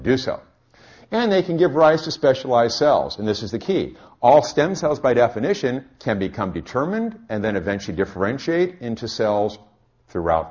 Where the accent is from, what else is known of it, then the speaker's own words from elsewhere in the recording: California, United States; I'm from California